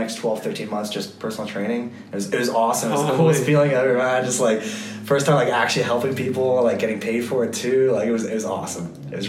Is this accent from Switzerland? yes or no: yes; Switzerland; English is a second language; I'm from Switzerland. I have a lot of German friends, and one of my German friends, he's like kind of big into fitness as well.